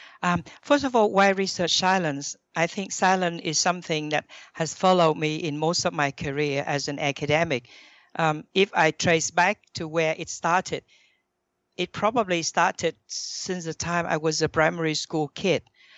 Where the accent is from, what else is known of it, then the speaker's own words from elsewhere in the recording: Thailand; also born or lived in Vietnam; I was born in Vietnam. But then very early on, I moved to Thailand.